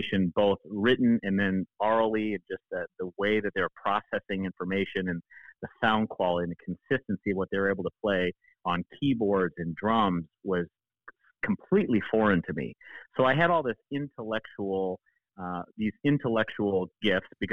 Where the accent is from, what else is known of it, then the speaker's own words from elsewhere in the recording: Grand Ledge, Michigan, United States; also born or lived in Germany; I was born in Germany, but I consider myself American. I was a dual citizen, and I consider myself from Michigan because that's where I went to middle school and high school